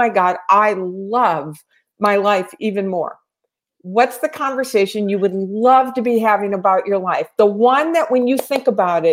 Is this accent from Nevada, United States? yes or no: no; Louisiana, United States; also born or lived in Tennessee; now in California, United States; I'm from Louisiana and I lived in Tennessee for 18 years